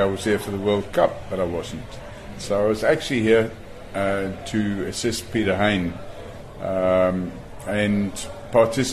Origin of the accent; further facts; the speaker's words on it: Ireland; now in South Africa; I'm Irish originally, although I'm now a loyal South African